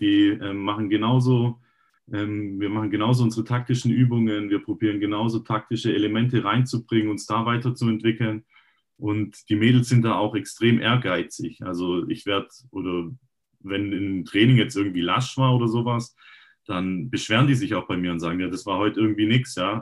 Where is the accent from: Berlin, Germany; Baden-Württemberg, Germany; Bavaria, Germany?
Baden-Württemberg, Germany; Rottenburg am Neckar; ich bin Rottenburger und habe ähm, auch selber immer ein bisschen gekickt. Ähm, hier in der Gegend rum, in, also in der Jugend auch in Rottenburg